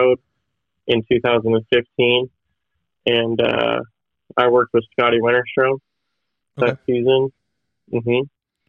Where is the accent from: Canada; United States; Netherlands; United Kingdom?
United States; El Dorado Hills, California; I grew up in El Dorado Hills, right out there by Hangtown